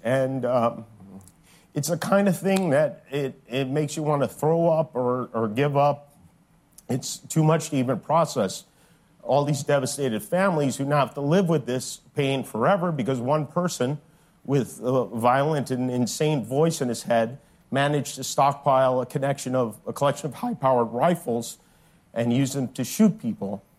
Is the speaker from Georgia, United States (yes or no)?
no; Las Vegas, Nevada, United States; now in Manhattan Beach, United States; in Las Vegas, which happens to be my hometown